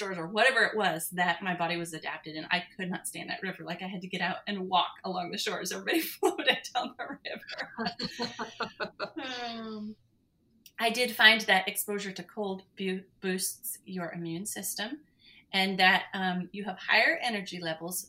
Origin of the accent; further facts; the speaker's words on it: Montana, United States; moved away; I grew up in Montana in the Rocky Mountains